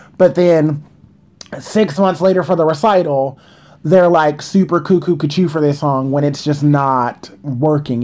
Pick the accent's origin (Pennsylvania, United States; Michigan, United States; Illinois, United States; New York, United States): New York, United States; New York City; I'm a New Yorker